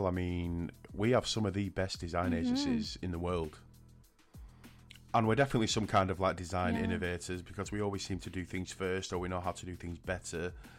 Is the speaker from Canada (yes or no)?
no; United Kingdom; And I'm not just being biased because I am actually British